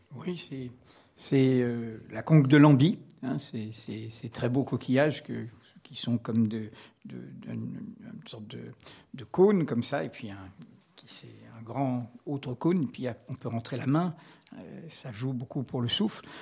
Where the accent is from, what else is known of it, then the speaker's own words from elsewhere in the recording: Martinique; moved away; quand J'étais gamin en Martinique